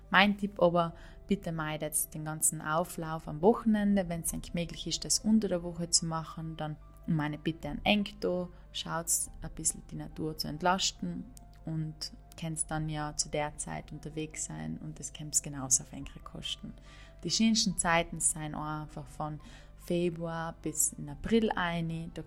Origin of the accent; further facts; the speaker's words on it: Trentino-Alto Adige, Italy; Und ich hoffe, ganz bald wieder meine Heimat Südtirol zu besuchen